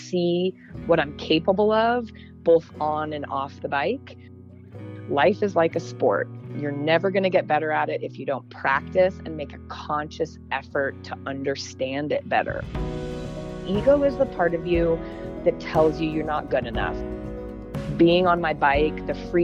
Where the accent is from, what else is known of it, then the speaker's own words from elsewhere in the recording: Portland, Oregon, United States; moved away as an adult; also born or lived in Los Angeles; I was born and raised in Portland, Oregon, in the rain.